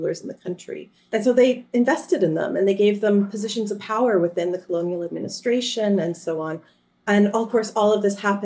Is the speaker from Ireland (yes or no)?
no; Canada; I come from Canada